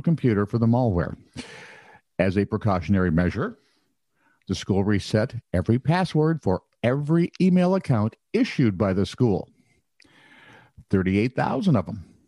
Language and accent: English; Minnesota, United States; I'm a Minnesotan